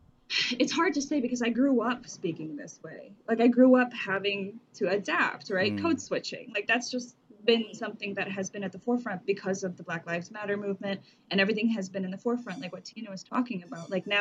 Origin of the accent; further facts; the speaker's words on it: Michigan, United States; moved away; when I moved to Michigan, I did have a little bit of a different way that I was speaking. Mm. But then growing up in Michigan